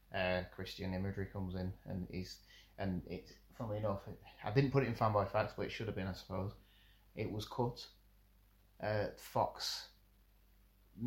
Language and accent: English; United Kingdom; being like British